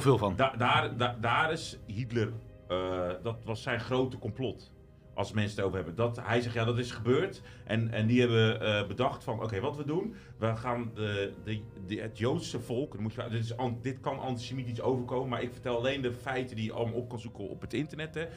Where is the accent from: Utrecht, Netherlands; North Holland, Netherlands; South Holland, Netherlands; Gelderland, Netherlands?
South Holland, Netherlands; De Lier; ik ben opgegroeid in de Lier